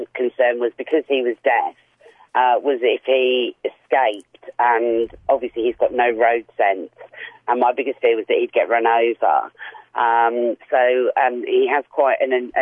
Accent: England, United Kingdom; moved away as an adult; now in Australia; I'm English and arrived here 6 years ago.

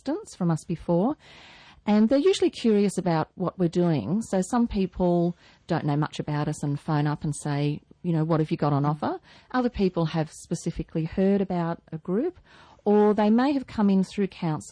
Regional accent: Newcastle, New South Wales, Australia; I'm a Newcastle girl. I grew up in Newcastle, married a Newcastle boy, moved away for a while.

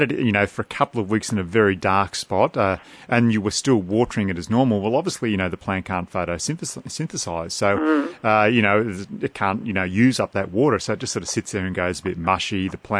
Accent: Australia; Okay, we're Aussie here, aren't we? We're not American.

